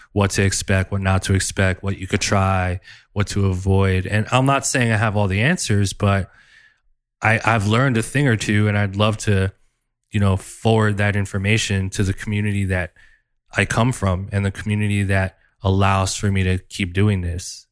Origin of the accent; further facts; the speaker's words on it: New Jersey, United States; in the hood in Jersey where I grew up